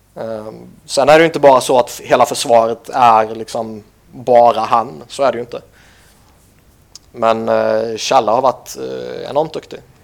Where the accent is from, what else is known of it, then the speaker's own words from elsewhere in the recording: Sweden; som svensk